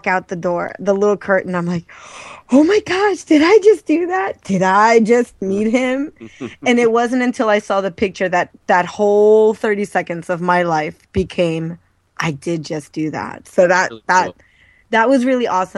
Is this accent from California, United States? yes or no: no; Maryland, United States; born or raised there